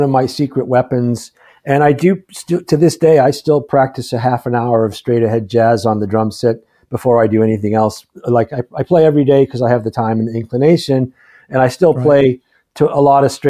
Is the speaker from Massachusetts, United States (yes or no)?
yes; Boston, Massachusetts, United States; growing up in Boston